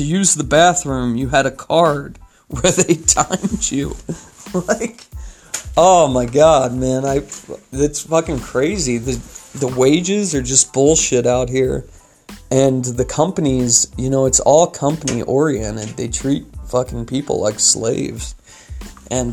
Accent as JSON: {"language": "English", "region": "California", "country": "United States", "moved": "as an adult", "lives_now": "Utah, United States", "said": "I'm from California"}